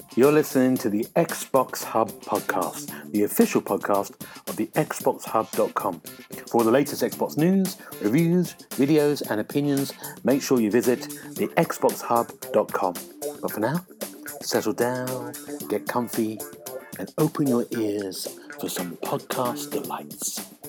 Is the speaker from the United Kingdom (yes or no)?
yes; London, United Kingdom; I'm a Londoner